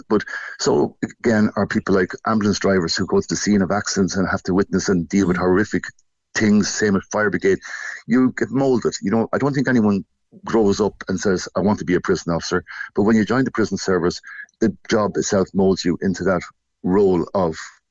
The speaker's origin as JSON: {"language": "English", "town": "Portlaoise", "region": "Laois", "country": "Ireland", "tie": "born or raised there", "said": "I grew up in Portlaoise, literally 400 metres up from the Portlaoise prison"}